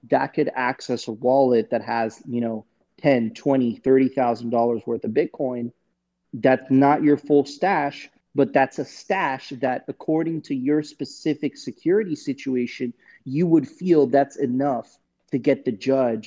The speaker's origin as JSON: {"language": "English", "country": "Venezuela", "moved": "yes", "said": "I'm from Venezuela. I get it. I spent many years there"}